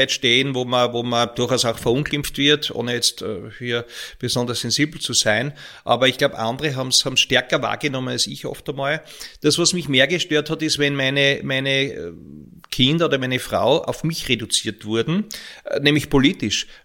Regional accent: Graz, Styria, Austria; also born or lived in Ulm, Germany; Ich bin ja in Graz geboren, meine Eltern sind beide Grazer. Äh, und nachdem mein Vater in, in Wien und in Essen studiert hat, ist mein Vater sofort nach Ulm an der Donau engagiert worden und ich bin in Graz geboren

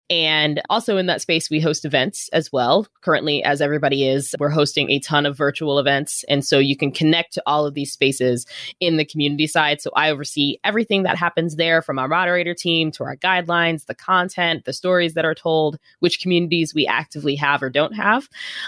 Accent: Virginia, United States; also born or lived in Arizona; now in Oakland, United States; Yeah, I'm originally from Northern Virginia.

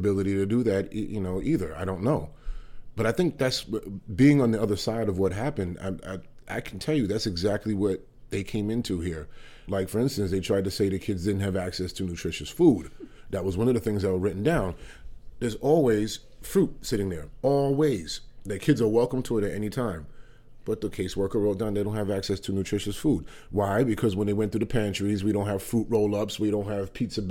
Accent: New York City, New York, United States; moved away as an adult; now in Vermont, United States; I'm a native New Yorker. I was there until I lived and grew up in Upper West Side of Manhattan up until I was 41 years

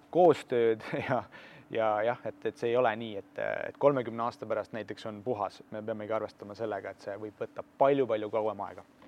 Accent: Tartu, Tartu County, Estonia; sündinud ja kasvanud mina tegelikult Tallinnas ei ole, ma olen sisemaalt täitsa Tartust

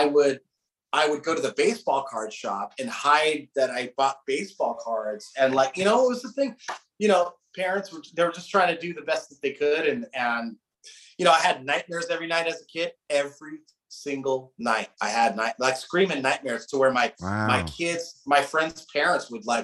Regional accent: Southern California, United States; I grew up in Southern California, but like suburban Southern California. So about an hour north of LA and a bit secluded.

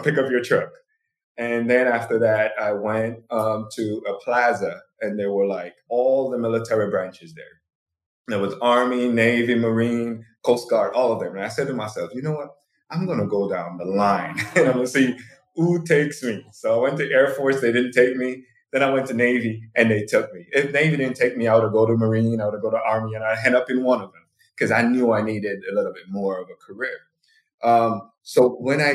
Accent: Jamaica; moved away as an adult; now in United States; I'm born Jamaican, so I moved to the U.S. in 2008 for school

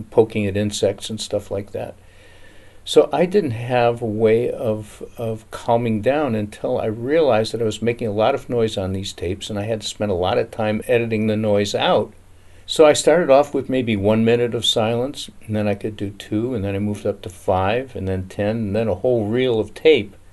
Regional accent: Detroit, Michigan, United States; also born or lived in New York; up in Detroit and New York. My parents were terrified of animals.

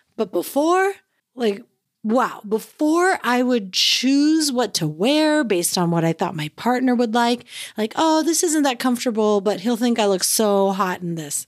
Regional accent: San Francisco Bay Area, California, United States; moved away as an adult; now in Alaska, United States; I grew up in the San Francisco Bay Area

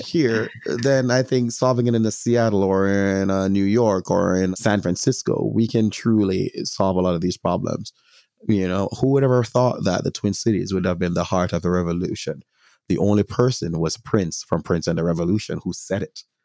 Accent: Jamaica; As a Jamaican, I have a greater responsibility specifically to my Jamaican community

